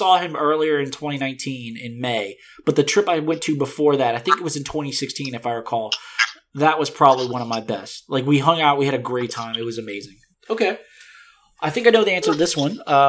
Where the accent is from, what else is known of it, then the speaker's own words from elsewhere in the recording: the South, United States; See, I grew up in the South, right?